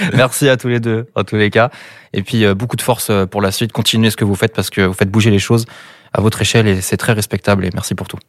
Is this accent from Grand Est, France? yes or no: no; Brittany, France; Je suis né ici, ça fait 21 ans que je suis ici.